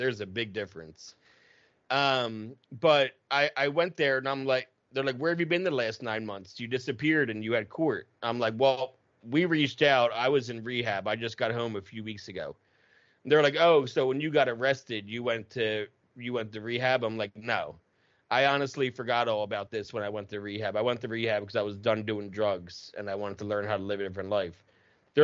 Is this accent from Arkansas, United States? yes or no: no; outside of Camden, New Jersey, United States; I grew up outside of Camden.